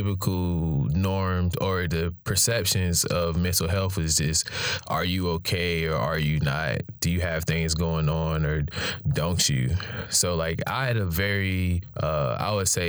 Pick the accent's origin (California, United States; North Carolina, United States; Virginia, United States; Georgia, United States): North Carolina, United States; Raleigh; I'm a Raleigh native.